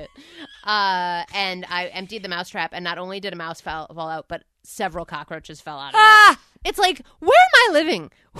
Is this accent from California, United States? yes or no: no; New Jersey, United States; when I was growing up in New Jersey